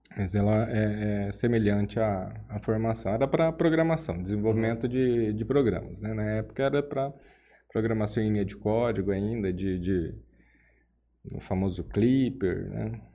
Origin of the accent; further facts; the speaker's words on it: Jales, São Paulo, Brazil; also born or lived in Araçatuba / São Carlos / São José dos Quatro Marcos; eu sou natural de Jales, né? É... Minha família é daqui